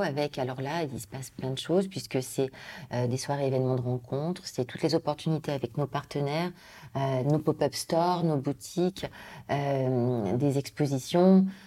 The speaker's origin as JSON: {"language": "French", "town": "Lyon", "region": "Auvergne-Rhône-Alpes", "country": "France", "tie": "born or raised there", "moved": "yes", "said": "je suis née à Lyon, je suis partie des années au niveau familial, puis revenu pour mes études"}